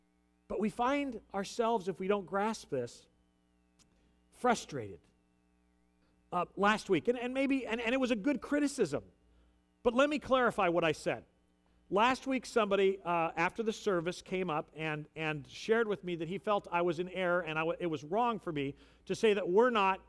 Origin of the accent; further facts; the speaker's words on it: United States; As an American citizen, I'm going to vote in 2 weeks.